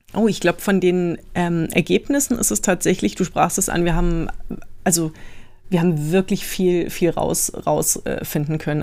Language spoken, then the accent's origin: German; Berlin, Germany; now in Munich, Germany; geboren bin ich, wie, wie du schon gesagt hast, im, im Süden von, von Berlin